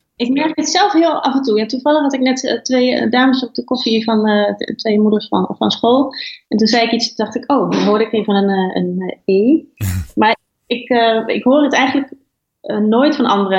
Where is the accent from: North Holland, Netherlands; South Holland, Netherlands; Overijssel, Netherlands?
Overijssel, Netherlands; Twente; now in western Netherlands; het is gewoon een prachtige een streek met hun eigen gebruiken en mooie natuur. En, ja. en waar ik ben opgegroeid